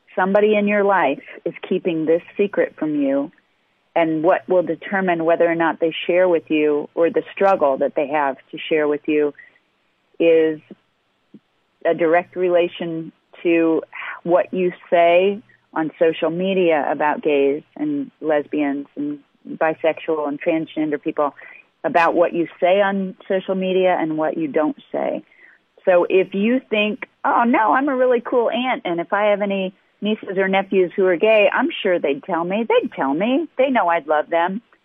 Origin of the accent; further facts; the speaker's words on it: Midwest, United States; I'm from the Midwest